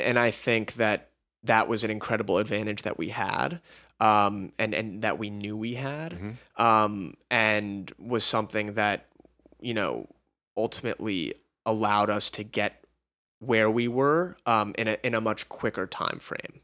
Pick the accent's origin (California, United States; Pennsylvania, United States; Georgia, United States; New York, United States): California, United States; Los Angeles; we were both born and raised in Los Angeles.